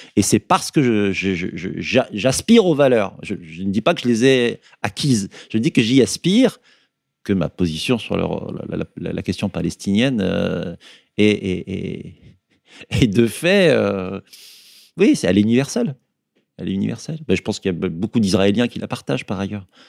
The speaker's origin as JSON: {"language": "French", "area": "Berry", "region": "Centre-Val de Loire", "country": "France", "tie": "born or raised there", "moved": "yes", "lives_now": "Bordeaux, France", "said": "Je suis né dans le, dans le Berry et y ai grandi"}